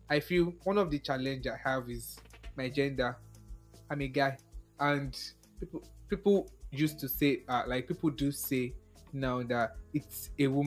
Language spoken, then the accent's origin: English; Ibadan, Oyo, Nigeria; I'm from Ibadan. So anytime I speak the English and the Ibadan enter, make now take a medal.